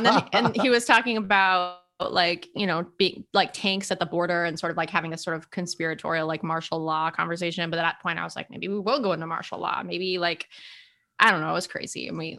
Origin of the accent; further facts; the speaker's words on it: California, United States; We're from California. We don't have lines there.